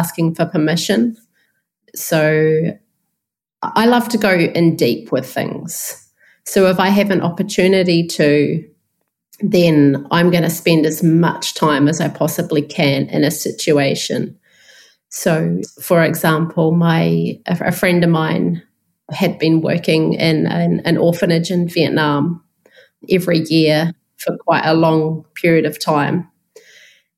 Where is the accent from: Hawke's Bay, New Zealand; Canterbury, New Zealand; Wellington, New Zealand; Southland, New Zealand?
Canterbury, New Zealand; Christchurch; I'm from Christchurch in New Zealand, so that's a city of around 400,000 people in the South Island.